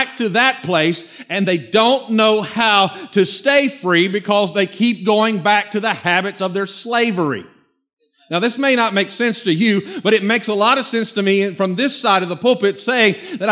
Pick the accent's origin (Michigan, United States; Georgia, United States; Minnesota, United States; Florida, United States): Georgia, United States; Norcross; I grew up on Buford Highway, but before that, the first few years of my life, where my parents were from, a little place